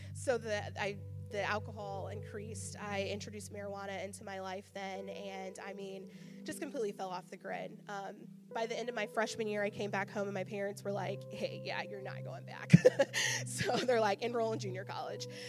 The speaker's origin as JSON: {"language": "English", "town": "Charleston", "region": "Illinois", "country": "United States", "also_born_or_lived": "Kentucky", "moved": "as an adult", "said": "I'm from Charleston, so I was going to go to Eastern"}